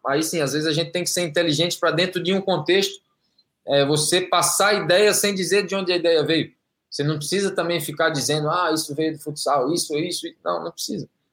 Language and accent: Portuguese; Brazil; moved away as an adult; also born or lived in Belgium / Spain / Kuwait; now in Saudi Arabia; eu saí do Brasil com 23 anos, estou com 45